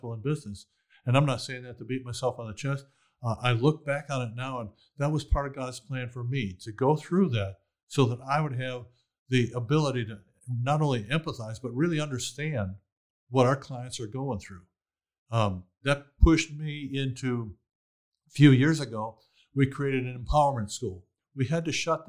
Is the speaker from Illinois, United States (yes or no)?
yes; Chicago, Illinois, United States; now in Waco, United States; I grew up in poverty in Chicago